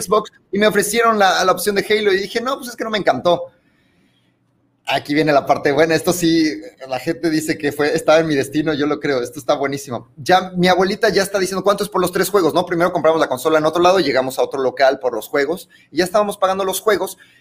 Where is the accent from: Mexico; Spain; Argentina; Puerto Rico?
Mexico; Mexico City; also born or lived in Monterrey, Nuevo León; nos mudamos a la Ciudad de México.